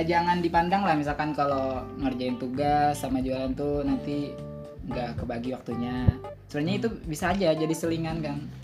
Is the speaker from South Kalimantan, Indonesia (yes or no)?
yes; Martapura, South Kalimantan, Indonesia; asalnya saya dari Martapura